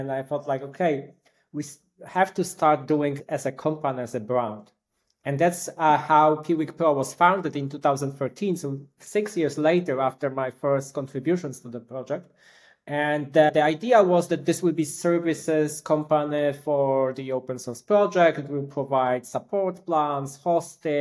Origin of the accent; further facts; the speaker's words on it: Poland; also born or lived in Wrocław, Poland; I come from Poland. I live in a beautiful city, Wrocław.